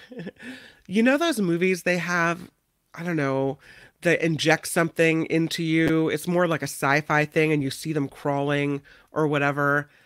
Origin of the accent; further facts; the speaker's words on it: United States; I'm American